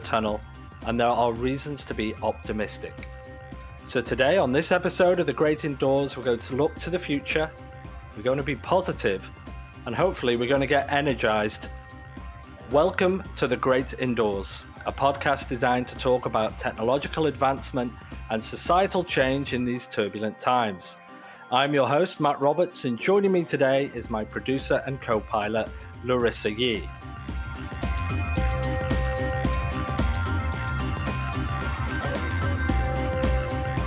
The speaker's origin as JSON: {"language": "English", "country": "United Kingdom", "moved": "yes", "lives_now": "Toronto, Canada", "said": "I'm British"}